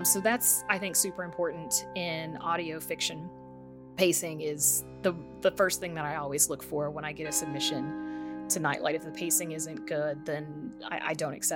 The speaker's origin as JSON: {"language": "English", "country": "United States", "said": "us as Americans"}